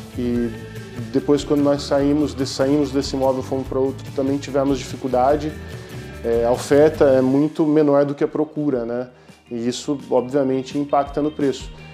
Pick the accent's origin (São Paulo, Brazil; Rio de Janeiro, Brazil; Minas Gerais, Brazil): São Paulo, Brazil; Campinas; moved away as an adult; now in Braga, Portugal; eu sou de Campinas, São Paulo, no Brasil